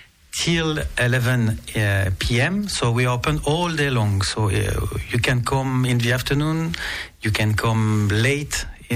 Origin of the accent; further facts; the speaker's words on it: Nice, Provence-Alpes-Côte d'Azur, France; Yes, I was born in Nice. And I'm the 10th generation of Niçois, and with a strong connection with Monaco.